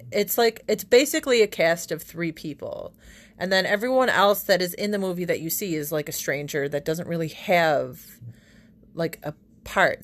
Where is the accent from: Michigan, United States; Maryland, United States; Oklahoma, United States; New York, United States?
New York, United States; Buffalo; born and raised in Buffalo, New York